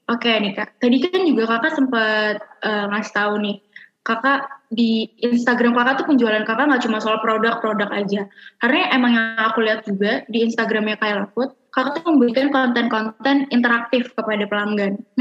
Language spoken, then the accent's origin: Indonesian; Jakarta, Indonesia; Karena emang aku juga sebagai orang Jakarta, aku kan juga suka makan seblak ya kak.